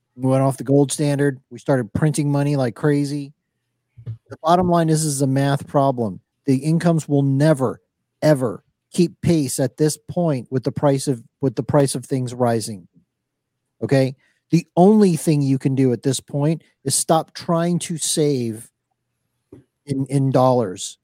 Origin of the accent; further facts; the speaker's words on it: Miami, Florida, United States; I grew up in Miami, watching Miami Vice